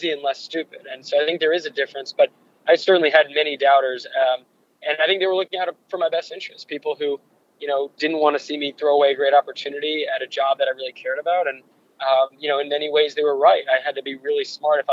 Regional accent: Santa Barbara, California, United States; I grew up in Santa Barbara, California

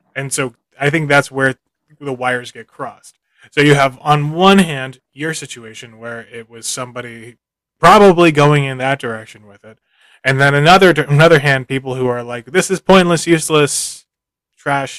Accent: Philadelphia, Pennsylvania, United States; now in Japan; I'm a dude from Philadelphia who's lived in Japan for a little while

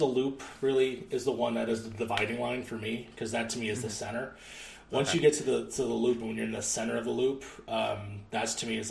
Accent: Chicago, Illinois, United States; I grew up here in the South Side pretty much. Pretty much all my life. Small detour in the early 20s

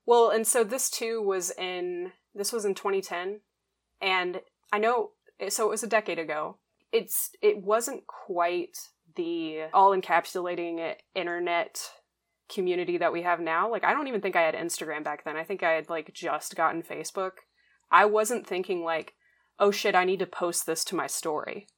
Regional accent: Gulf Breeze, Florida, United States; growing up in Gulf Breeze

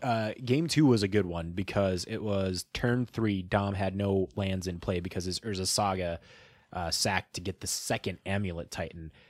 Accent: Midwest, United States; We're from the Midwest

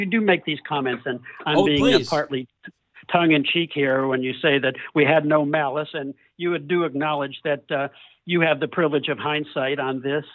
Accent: Cleveland, Ohio, United States; moved away; I grew up in Cleveland, and I was part of the Cleveland garage band scene

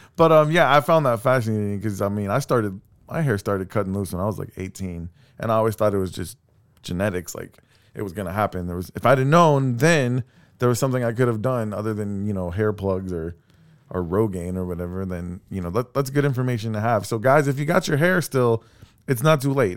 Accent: Texas City, Texas, United States; I'm from Texas City.

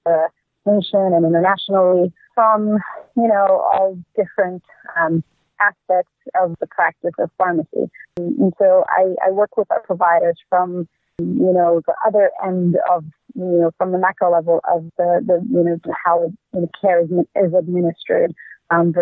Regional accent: Egypt; moved away as an adult; now in Irvine, United States; I'm from Egypt originally.

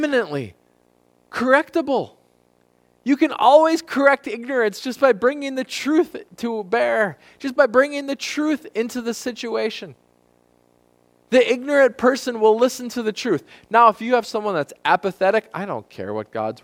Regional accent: United States; as American Christians

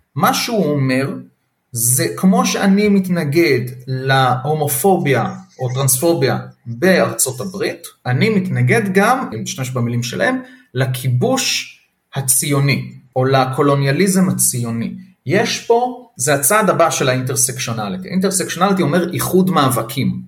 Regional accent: Israel; לנו כישראלים

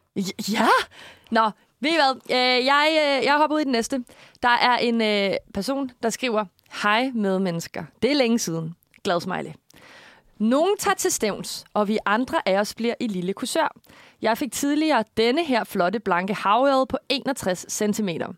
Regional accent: Korsør, Zealand, Denmark; jeg kommer jo fra, øh, Korsør

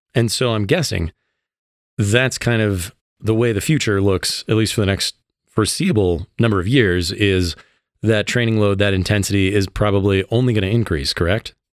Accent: Illinois, United States; moved away as an adult; now in Colorado, United States; I came from Illinois as well

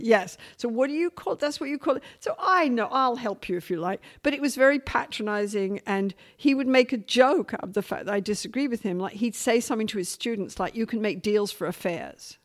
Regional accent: England, United Kingdom; now in Vancouver, Canada; as an English working class woman

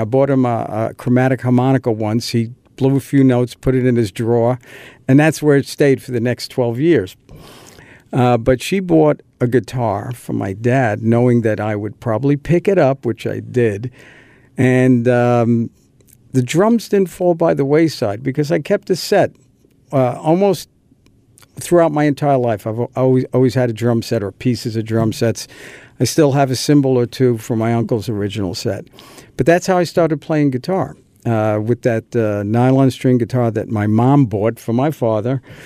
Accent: New York City, New York, United States; we lived in an apartment, a garden apartment in uh, northern Queens in a, a, town called Whitestone

